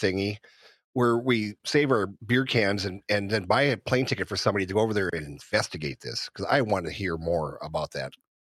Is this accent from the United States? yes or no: yes; North Dakota, United States; I grew up in North Dakota.